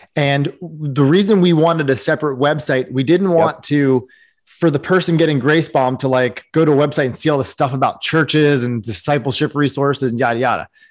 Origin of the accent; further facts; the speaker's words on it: East Coast, United States; I grew up on the East Coast.